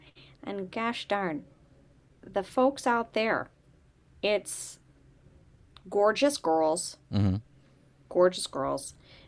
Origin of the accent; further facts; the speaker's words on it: Tonawanda, New York, United States; So I'm originally from Tonawanda.